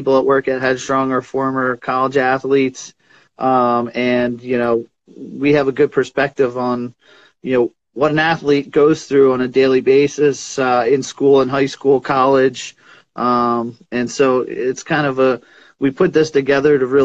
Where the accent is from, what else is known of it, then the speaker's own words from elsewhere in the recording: Springfield, Pennsylvania, United States; I grew up in Springfield, Pennsylvania, Delaware County, southeastern PA